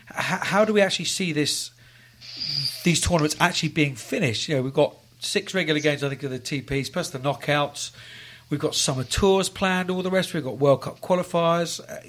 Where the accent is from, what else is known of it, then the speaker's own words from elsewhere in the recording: England, United Kingdom; I say this as an Englishman